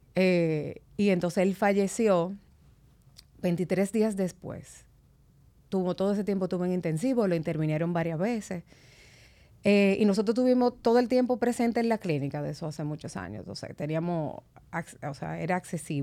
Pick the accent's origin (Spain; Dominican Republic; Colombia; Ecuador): Dominican Republic; Santo Domingo; also born or lived in Constanza; nosotros nos criamos todos ahí en San Jerónimo